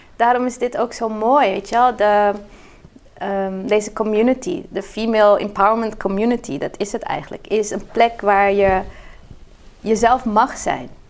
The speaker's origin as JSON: {"language": "Dutch", "country": "Brazil", "tie": "born or raised there", "moved": "yes", "lives_now": "Netherlands", "said": "ik ben in Brazilië opgegroeid"}